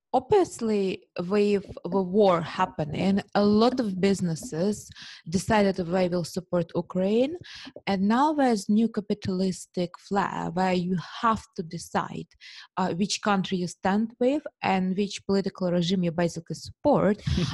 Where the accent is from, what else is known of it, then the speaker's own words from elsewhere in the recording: United Kingdom; being superficial British woman, I only have heard about Milan Fashion Week.